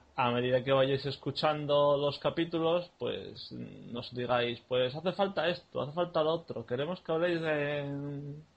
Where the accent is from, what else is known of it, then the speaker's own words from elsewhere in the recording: Málaga, Andalusia, Spain; En mi carnet pone que soy de Málaga